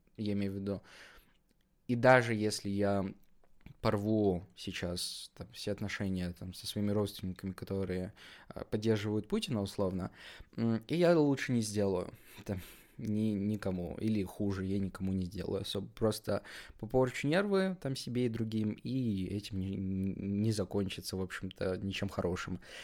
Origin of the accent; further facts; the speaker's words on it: Kazakhstan; Я сам из Казахстана